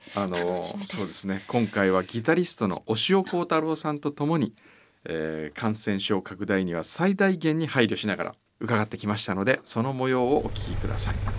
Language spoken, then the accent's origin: Japanese; Amakusa, Kumamoto, Japan; 自分のふるさと天草